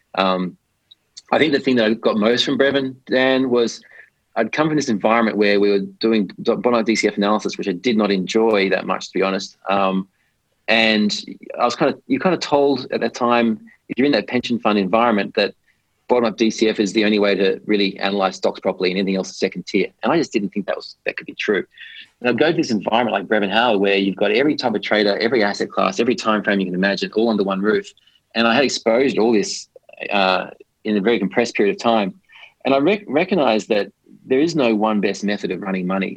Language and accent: English; Australia; moved away as an adult; also born or lived in London / Hong Kong; I grew up in Australia